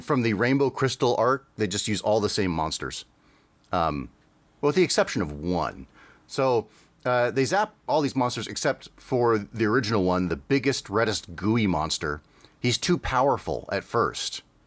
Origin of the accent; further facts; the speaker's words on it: Canada; growing up in Canada, we didn't have the Disney Channel